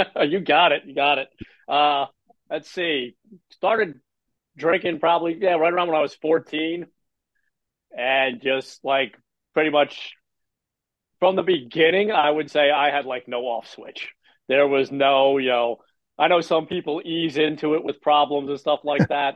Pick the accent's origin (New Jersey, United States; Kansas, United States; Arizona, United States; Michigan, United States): New Jersey, United States; I'm from Jersey